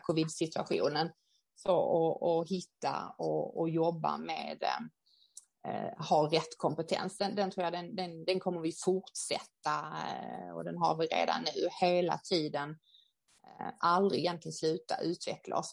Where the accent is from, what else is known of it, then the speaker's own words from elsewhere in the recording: Sweden; vi som svenskar